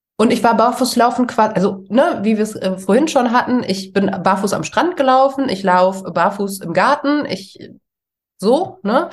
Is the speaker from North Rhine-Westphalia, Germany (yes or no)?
yes; Ruhr area, North Rhine-Westphalia, Germany; also born or lived in Essen; Wir kommen ja alle irgendwie aus dem Ruhrgebiet